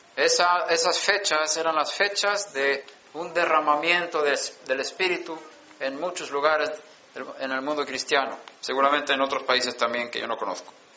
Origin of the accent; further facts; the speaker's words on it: Sweden; moved away; Yo estaba en Suecia, nací en Suecia